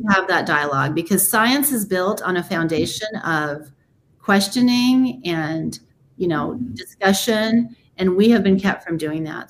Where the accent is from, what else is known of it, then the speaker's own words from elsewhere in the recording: United States; I was born here in America.